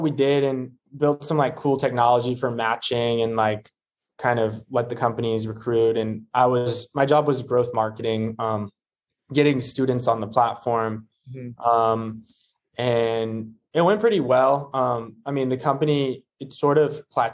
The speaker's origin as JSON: {"language": "English", "town": "Houston", "region": "Texas", "country": "United States", "tie": "born or raised there", "also_born_or_lived": "Memphis, Tennessee / Silicon Valley", "moved": "as an adult", "lives_now": "Houston, United States", "said": "I grew up in Houston, Texas"}